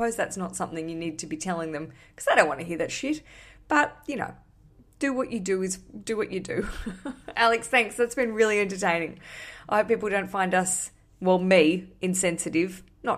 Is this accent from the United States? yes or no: no; Australia; Because I came from Australia where I had quite a good sort of thriving, I don't want to say thriving career, but I had stuff going on.